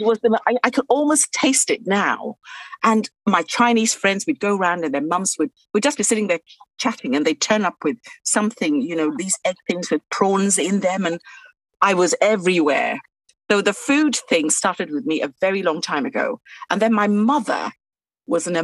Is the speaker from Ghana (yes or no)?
yes; Takoradi, Western Region, Ghana; now in England; I grew up in Ghana in a place called Takoradi, right along the beautiful Atlantic coast